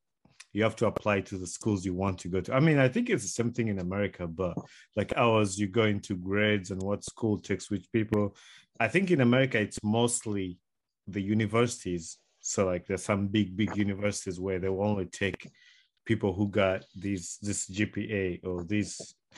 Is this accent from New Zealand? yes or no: no; Uganda; So when we were growing up in Uganda, we looked at those schools as like one of the big schools, Mengo, Trinity College, Nabingo, Wudo.